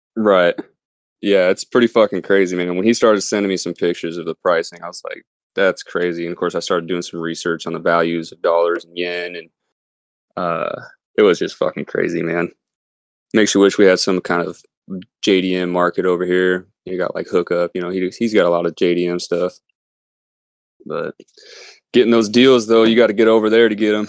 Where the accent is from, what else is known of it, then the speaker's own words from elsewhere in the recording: Las Vegas, Nevada, United States; also born or lived in California; now in Pacific Northwest, United States; being born and raised in Vegas